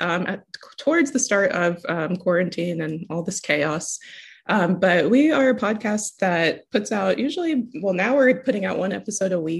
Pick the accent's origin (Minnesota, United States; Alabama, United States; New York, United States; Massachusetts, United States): Alabama, United States; Tuscaloosa; moved away as an adult; also born or lived in Canada; now in Texas, United States; My family lives in Tuscaloosa. So we've been there for a long time since I was like 12